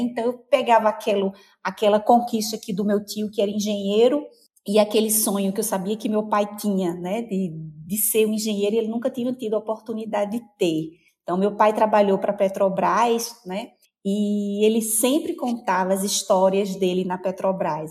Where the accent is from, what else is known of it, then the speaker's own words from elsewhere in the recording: Cubati, Paraíba, Brazil; Nasci numa cidade bem pequena, fui criada numa cidade bem pequena chamada Cubati